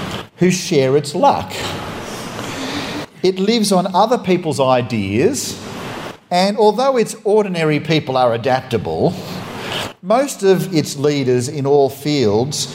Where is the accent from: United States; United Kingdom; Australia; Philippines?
Australia